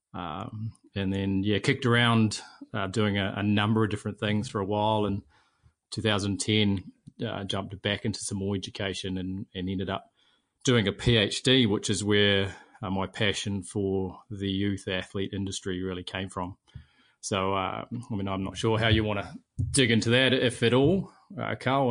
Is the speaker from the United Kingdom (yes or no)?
no; Auckland, New Zealand; I grew up in Mount Albert. I was a mags boy, uh, very local to the school